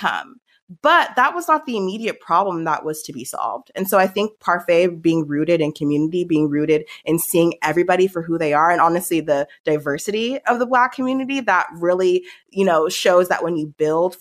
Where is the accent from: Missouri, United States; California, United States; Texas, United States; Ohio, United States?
California, United States; Palm Springs; moved away as an adult; also born or lived in Stanford / Cambridge, Massachusetts; I grew up in Palm Springs